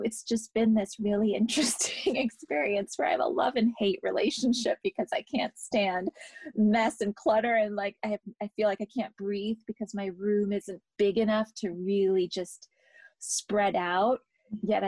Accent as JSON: {"language": "English", "region": "England", "country": "United Kingdom", "tie": "born or raised there", "said": "I grew up in England"}